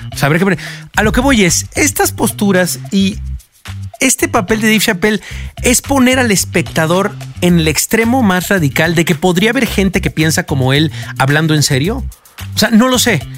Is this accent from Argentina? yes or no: no; Mexico; como mexicanos